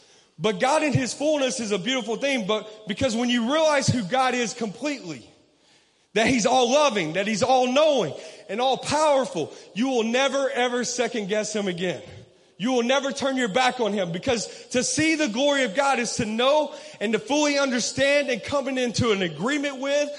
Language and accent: English; Decatur, Georgia, United States; I grew up in this area. I grew up in Decatur. I grew up in this region.